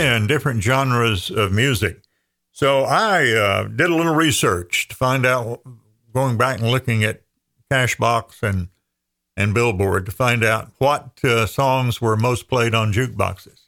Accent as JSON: {"language": "English", "town": "Andrews", "region": "North Carolina", "country": "United States", "tie": "born or raised there", "said": "my hometown of Andrews, population twelve hundred"}